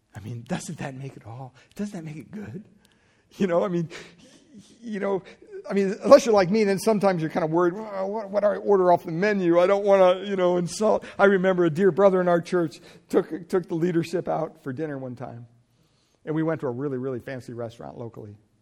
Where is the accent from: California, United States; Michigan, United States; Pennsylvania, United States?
Pennsylvania, United States; moved away; growing up in Pennsylvania, we had a gas pump on our property